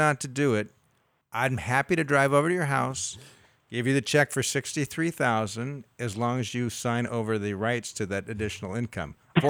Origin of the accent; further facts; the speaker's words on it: Southern California, United States; moved away as an adult; now in Sacramento, United States; And I've lived in the Sacramento area for 30 years, grew up in Southern California